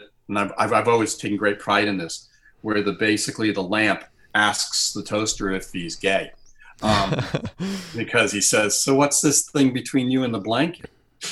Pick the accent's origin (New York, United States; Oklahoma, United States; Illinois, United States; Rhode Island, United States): Rhode Island, United States; I'm from Rhode Island